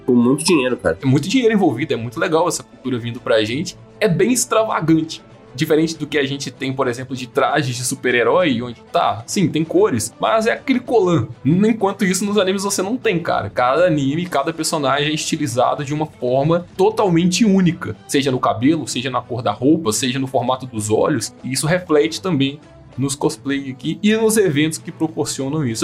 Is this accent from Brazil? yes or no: yes; Brazil; a gente é brasileira